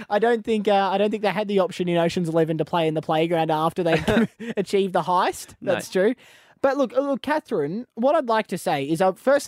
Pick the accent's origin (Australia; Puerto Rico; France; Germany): Australia; Queensland; I am a Queenslander by birth